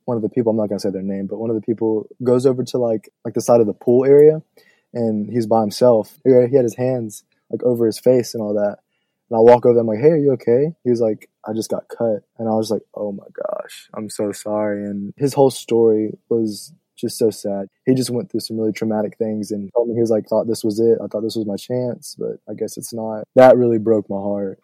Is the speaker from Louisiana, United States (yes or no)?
yes; New Orleans, Louisiana, United States; my hometown